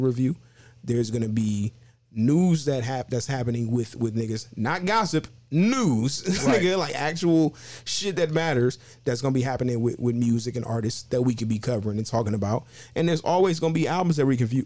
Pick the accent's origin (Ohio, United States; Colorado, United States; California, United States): Ohio, United States; Cleveland; I'm from Cleveland